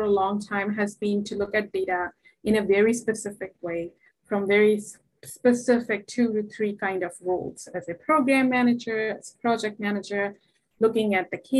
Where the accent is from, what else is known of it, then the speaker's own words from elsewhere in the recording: India; moved away; as a Indian woman, South Asian woman